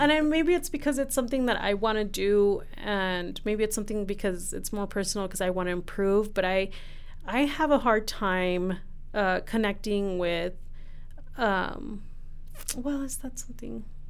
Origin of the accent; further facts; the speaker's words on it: Ciudad Juárez, Chihuahua, Mexico; now in El Paso, United States; I loved growing up in Juarez